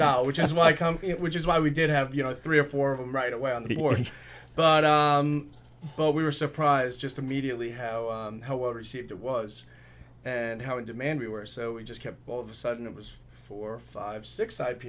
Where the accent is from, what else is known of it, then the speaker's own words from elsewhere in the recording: Northport, New York, United States; So I was living in Northport at the time. I still do live in Northport. And that's you know, that was like my hometown and just such a beautiful place.